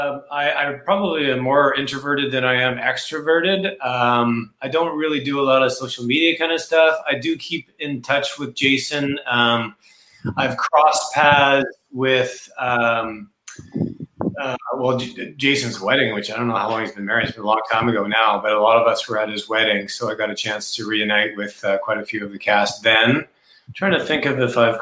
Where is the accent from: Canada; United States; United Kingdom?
Canada; We're Canadian